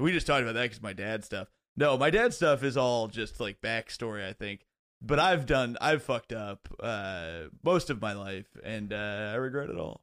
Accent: Bloomington, Indiana, United States; moved away as an adult; also born or lived in Chicago; now in New York, United States; I grew up in Bloomington, Indiana

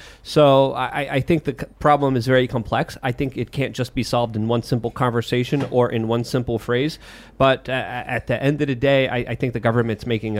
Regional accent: New York City, New York, United States; Because I grew up in New York City

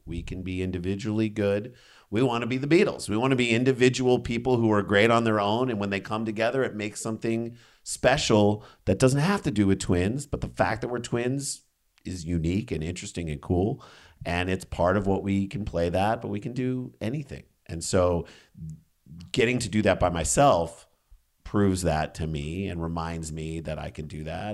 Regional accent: St. Louis, Missouri, United States; moved away; we came from St. Louis

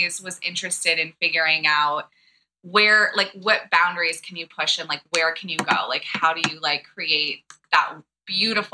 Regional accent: East Coast, United States; also born or lived in Santa Barbara, California; I come from the East Coast

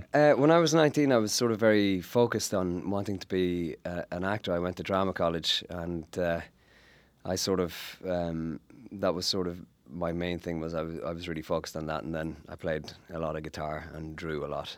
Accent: Ireland; as an Irish uh, actor and sort of growing up in Ireland

